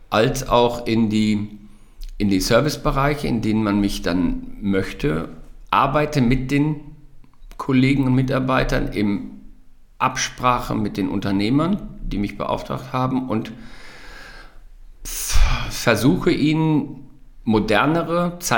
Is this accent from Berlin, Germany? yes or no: no; Wadersloh, North Rhine-Westphalia, Germany; weil ich mich in Wadersloh, in der, in der in meiner Heimat sehr wohl fühlte